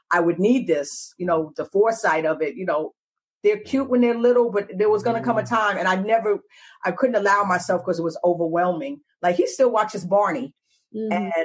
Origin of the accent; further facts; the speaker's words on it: New York, United States; moved away; also born or lived in Atlanta / Texas / New Orleans; Being a New Yorker